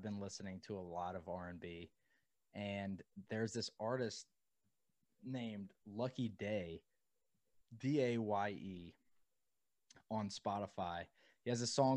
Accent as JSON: {"language": "English", "town": "Mobile", "region": "Alabama", "country": "United States", "said": "I was raised on beach country. I'm from the coast. I'm from Mobile"}